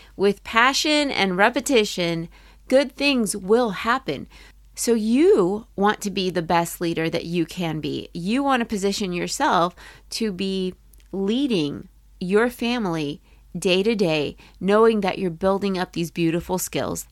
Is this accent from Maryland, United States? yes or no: yes; Maryland, United States; I grew up in Maryland.